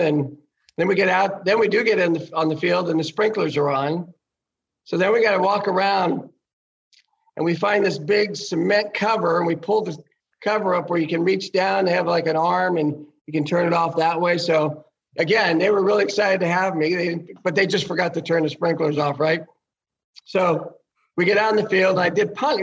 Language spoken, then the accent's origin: English; Sacramento, California, United States; moved away as an adult; now in Cincinnati, United States; I grew up in Sacramento.